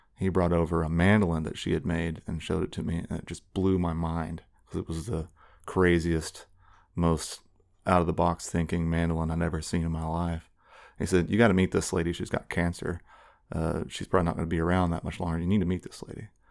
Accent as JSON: {"language": "English", "town": "Tulsa", "region": "Oklahoma", "country": "United States", "tie": "born or raised there", "moved": "as an adult", "said": "I grew up in West Tulsa, off of Charles Page and forty-eighth. Um, so I'm, uh, definitely a Tulsa native"}